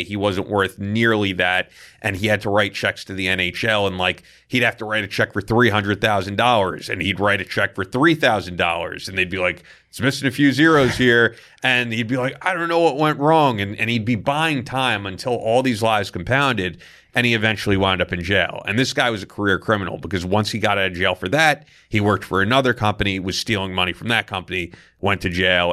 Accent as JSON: {"language": "English", "town": "Manhasset", "region": "New York", "country": "United States", "tie": "born or raised there", "also_born_or_lived": "Port Washington, New York", "said": "I grew up in Manhasset, and then I lived in Port Washington"}